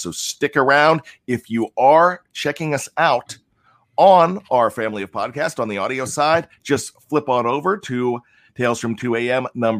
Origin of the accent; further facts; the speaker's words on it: Cape Cod, Massachusetts, United States; I'm from the Cape Cod, Massachusetts area.